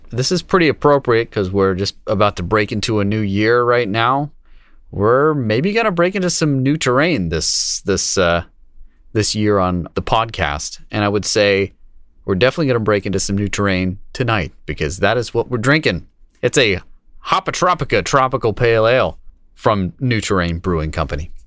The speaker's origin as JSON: {"language": "English", "town": "Kingston", "region": "Massachusetts", "country": "United States", "tie": "born or raised there", "said": "my, my, uh, hometown"}